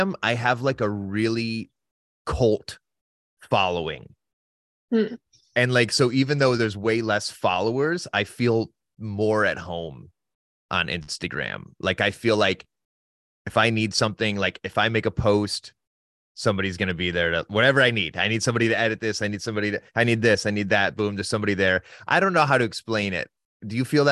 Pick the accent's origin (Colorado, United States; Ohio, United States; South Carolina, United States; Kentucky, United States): Ohio, United States; Northern; now in Santa Barbara, United States; I grew up on the Great Lakes. So Northern Ohio